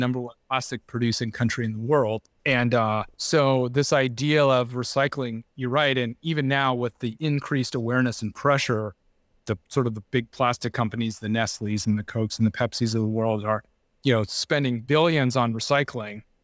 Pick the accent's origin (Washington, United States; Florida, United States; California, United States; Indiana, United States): California, United States; Laguna Beach; also born or lived in San Clemente; I grew up in Laguna Beach